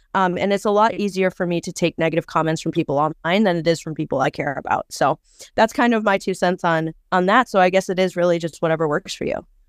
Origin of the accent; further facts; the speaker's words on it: Wisconsin, United States; I am from Wisconsin, pretty close to the Twin Cities, actually, so just right over the border